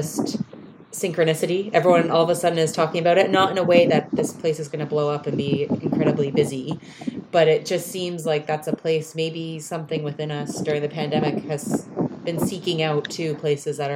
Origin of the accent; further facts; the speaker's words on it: New Brunswick, Canada; moved away; we're up in Canada, and I'm from the East Coast, New Brunswick, and I haven't been back in a while